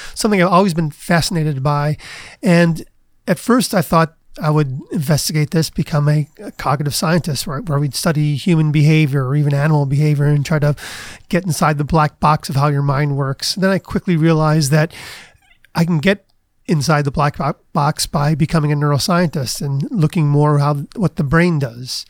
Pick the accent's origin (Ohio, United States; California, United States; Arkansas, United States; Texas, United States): Ohio, United States; Cleveland; moved away; also born or lived in Kent, Ohio / Princeton, New Jersey; I grew up in Cleveland